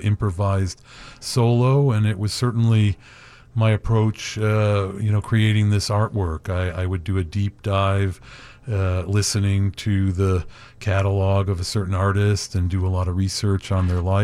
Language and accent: English; Chicago, Illinois, United States; also born or lived in Hollywood; now in Woodstock, United States; growing up in Chicago